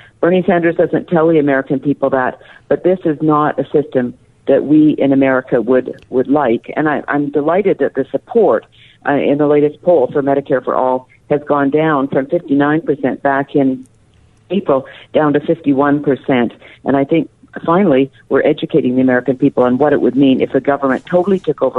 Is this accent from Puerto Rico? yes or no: no; Canada; now in United States; I'm Canadian. I grew up under single payer.